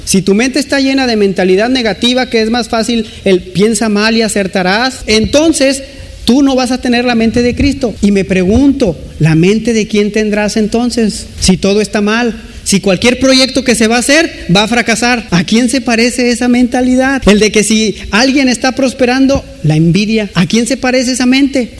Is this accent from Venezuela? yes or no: no; Mexico; como mexicanos